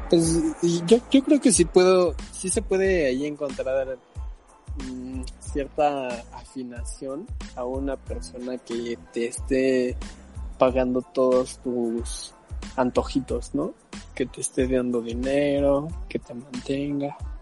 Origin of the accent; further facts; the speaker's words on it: Mexico City, Mexico; also born or lived in Irapuato, Guanajuato; Desde pequeño me vine a vivir acá en la Ciudad de México.